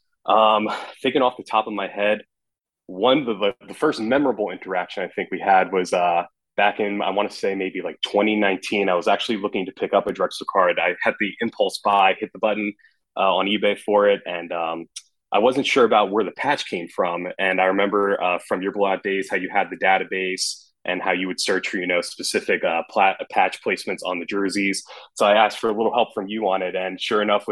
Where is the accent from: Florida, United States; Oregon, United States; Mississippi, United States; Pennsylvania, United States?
Pennsylvania, United States; I grew up in Pennsylvania